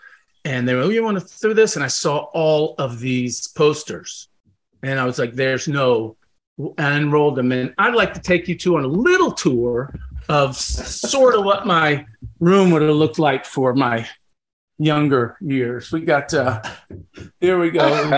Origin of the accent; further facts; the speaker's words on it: Kentucky, United States; also born or lived in Los Angeles; now in Austin, United States; growing up in Kentucky